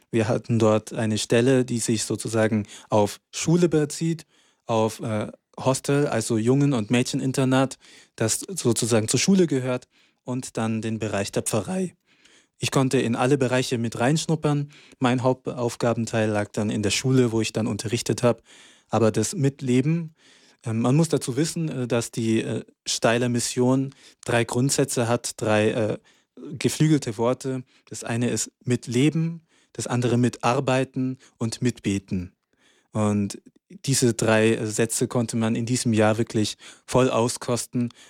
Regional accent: Hyderabad, Telangana, India; ich komme aus Hyderabad.

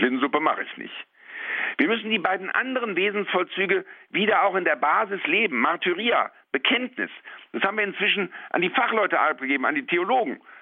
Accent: Rhineland, Germany; als Rheinländer kann ich solche Dinge auch im Kabarett darstellen

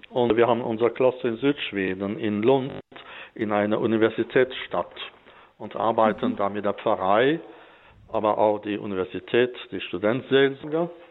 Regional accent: Grand Est, France; moved away as an adult; now in Sweden; Und natürlich bin ich im Elsass aufgewachsen, ganz äh, traditionell in der katholischen Kirche.

